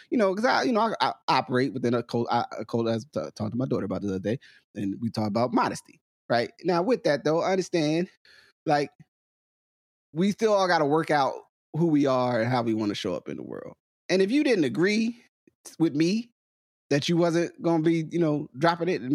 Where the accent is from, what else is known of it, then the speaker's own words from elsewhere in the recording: New Jersey, United States; I'm from New Jersey